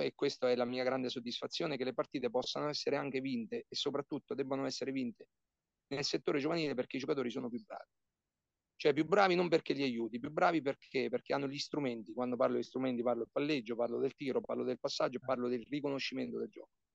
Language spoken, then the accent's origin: Italian; Porto San Giorgio, Marche, Italy; sono di Porto San Giorgio, ho giocato con la San Giorgese Basket, uh, io ho cominciato a giocare alla palestra Baldassari nel 1987